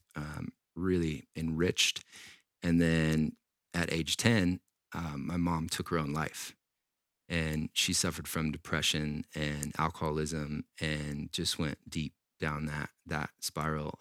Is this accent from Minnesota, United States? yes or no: no; Washington, United States; I grew up in Washington State